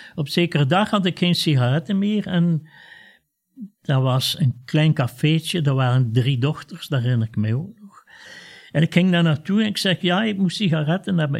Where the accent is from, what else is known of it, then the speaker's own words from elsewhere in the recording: Ghent, Flanders, Belgium; ik was toen acht jaar, wij woonden in Gent met mijn ouders